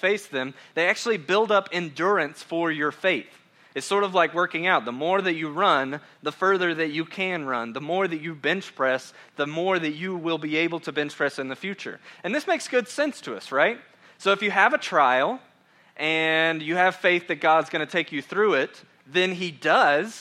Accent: Georgia, United States; I'm from Georgia, and so I know that I talk slower

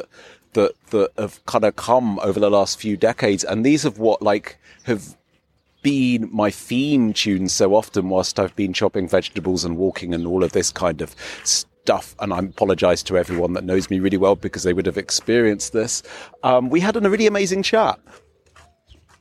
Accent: England, United Kingdom; I'm as English as a PG tip

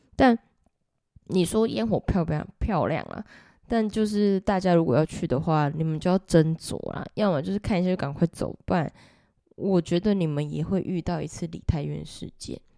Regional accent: Taiwan; 我们都是台湾人

